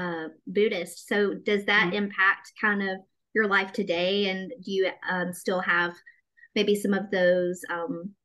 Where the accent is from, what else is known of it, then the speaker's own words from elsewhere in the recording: Birmingham, Alabama, United States; I'm from Birmingham, Alabama